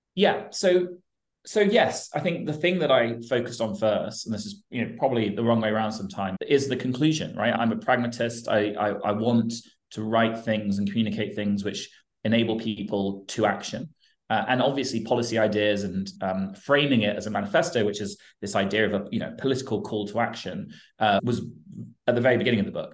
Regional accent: United Kingdom; I'm British and I spend a lot of time in Europe and the US

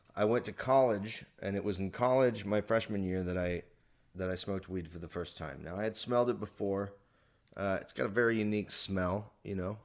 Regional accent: Texas, United States; moved away as an adult; also born or lived in Oklahoma; now in California, United States; I was born in Oklahoma. I was raised in Texas

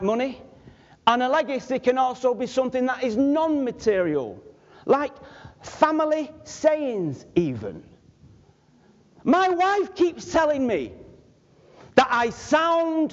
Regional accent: Manchester, North West England, United Kingdom; I was from Manchester.

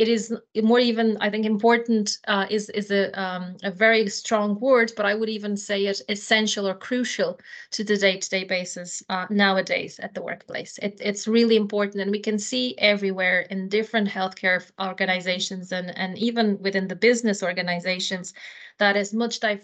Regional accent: Portugal; moved away as an adult; now in Ireland; I come from Portugal myself

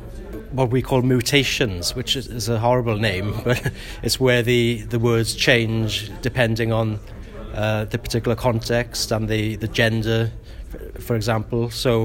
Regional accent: Bridgend, Wales, United Kingdom; first language Welsh; English is a second language; Although I was raised in Bridgend, which is an English-speaking area, my parents were both teachers, but from West Wales, who'd moved to the east to find work.

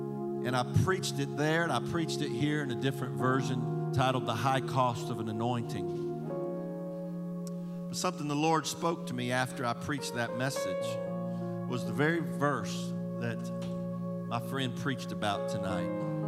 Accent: Indiana, United States; I grew up in Indiana, man, when snow's no big deal. We just grew up around it all the time.

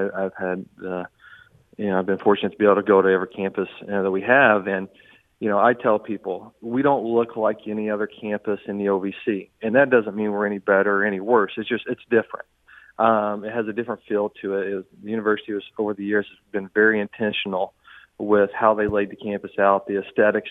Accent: Southern Indiana, United States; now in St. Charles, United States; I grew up in Southern Indiana, so I'm going to say Louisville.

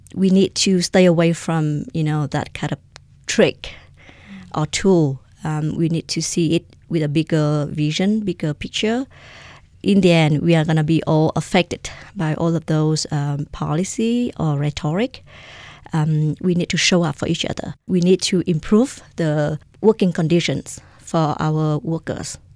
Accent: Vietnam; now in Albuquerque, United States; I am an immigrant from Vietnam

